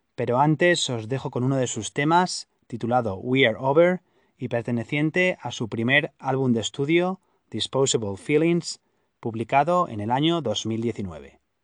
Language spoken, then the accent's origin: Spanish; Pamplona, Navarre, Spain; also born or lived in United States; yo en mi ciudad natal, eh, Pamplona